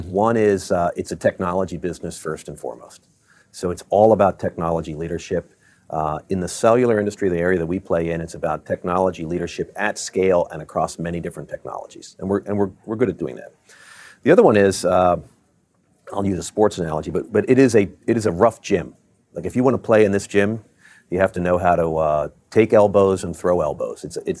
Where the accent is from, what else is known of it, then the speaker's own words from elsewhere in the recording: Baltimore, Maryland, United States; moved away as an adult; also born or lived in Virginia / Michigan; Well, I grew up in Baltimore.